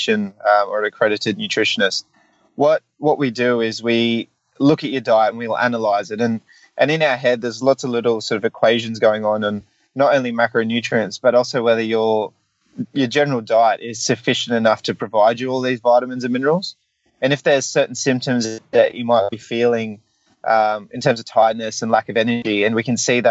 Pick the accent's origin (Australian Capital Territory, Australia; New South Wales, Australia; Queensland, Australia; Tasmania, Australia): New South Wales, Australia; I'm a New South Welshman